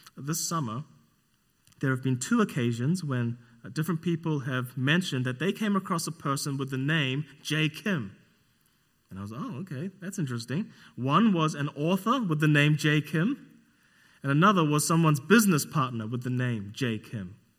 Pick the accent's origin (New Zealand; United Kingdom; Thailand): New Zealand; moved away; I'm from New Zealand, not Australia